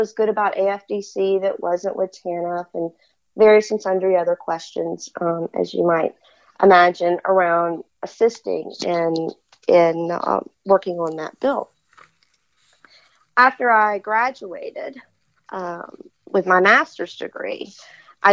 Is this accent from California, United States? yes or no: no; Baton Rouge, Louisiana, United States; I was born and raised in Baton Rouge, Louisiana